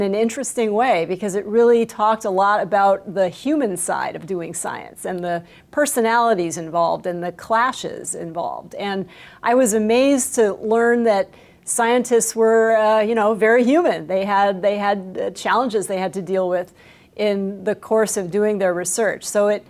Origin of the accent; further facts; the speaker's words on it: Hawaii, United States; even as a kid growing up in Hawaii.